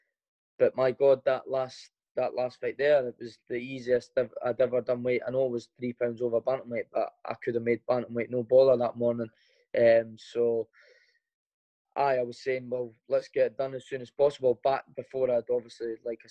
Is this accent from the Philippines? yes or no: no; Edinburgh, Scotland, United Kingdom; born or raised there